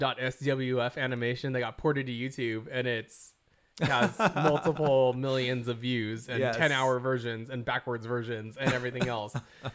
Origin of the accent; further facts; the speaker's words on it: Philippines; Like, okay, we're all Filipino, right?